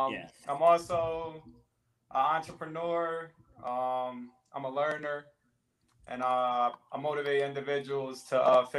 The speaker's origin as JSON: {"language": "English", "town": "Chester", "region": "Pennsylvania", "country": "United States", "said": "I started out Section 8 I'm from Chester, PA."}